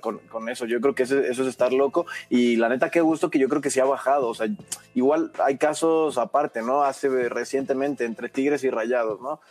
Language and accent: Spanish; Mexico; aquí en México